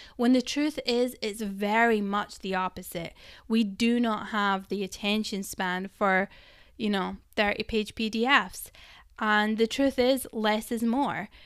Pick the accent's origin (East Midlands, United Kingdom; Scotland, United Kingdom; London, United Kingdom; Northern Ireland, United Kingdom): Scotland, United Kingdom; I'm Scottish